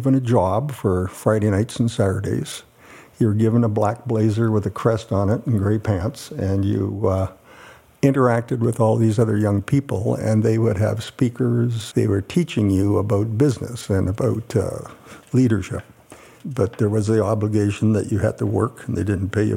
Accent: Winnipeg, Manitoba, Canada; I was born in Winnipeg, Manitoba, Canada

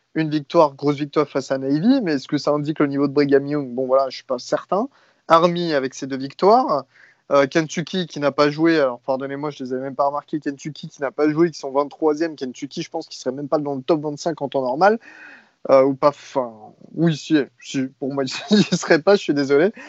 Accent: France; nous, en tant que Français

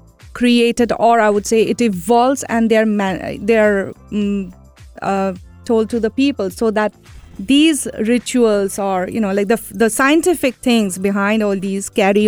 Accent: Kolkata, West Bengal, India; now in United Arab Emirates; I come from Calcutta. So the eastern part of India

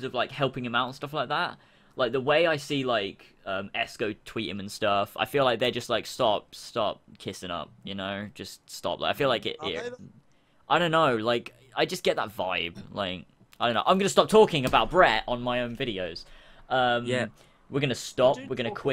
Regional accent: England, United Kingdom; I'm English

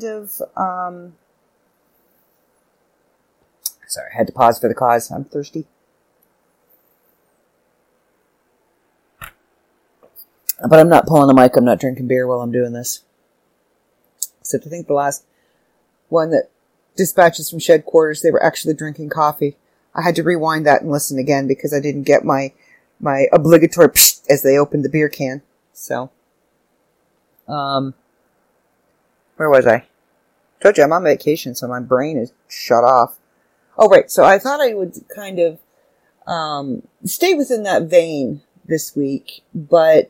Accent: Canada; I'm Canadian

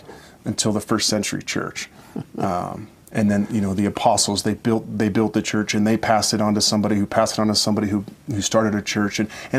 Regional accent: Oregon, United States; It was certainly different than what I grew up with in Oregon and singing out of the hymnal.

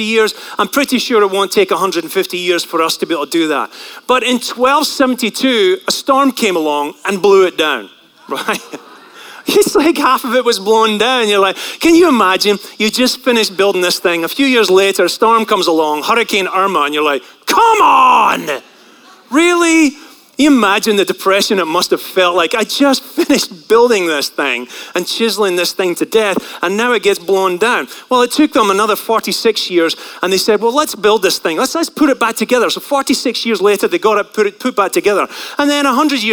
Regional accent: St Andrews, Scotland, United Kingdom; moved away; I grew up in a place that is actually not far from a mecca of the world, and that place is called St. Andrews

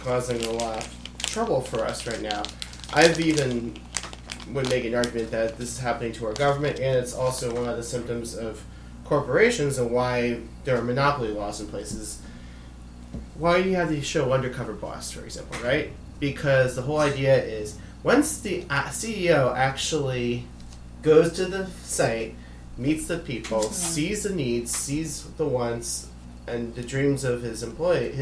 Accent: Connecticut, United States; I'm from Connecticut

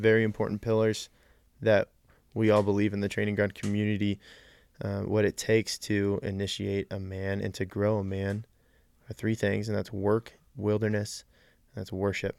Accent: Colorado Springs, Colorado, United States; also born or lived in Central California; I was born and raised in Colorado Springs, and I've lived here for pretty much my whole life.

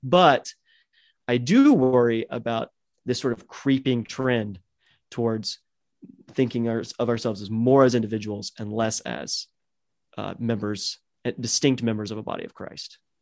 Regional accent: United States; I was born and raised in America

